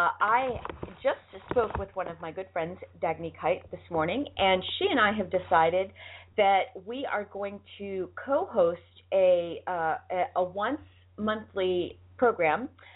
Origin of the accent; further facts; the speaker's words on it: Boston, Massachusetts, United States; accent: Boston; now in Los Angeles, United States; My Boston accent is slipping out. I'm telling you, since I married my husband, I didn't have a Boston accent the whole time I lived in Boston. Now that I'm in L.A., I have a worse Boston accent now that I'm here